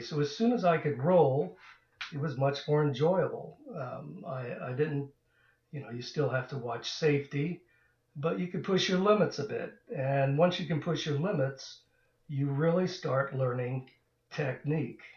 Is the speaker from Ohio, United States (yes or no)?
yes; Dayton, Ohio, United States; we grew up in Dayton, Ohio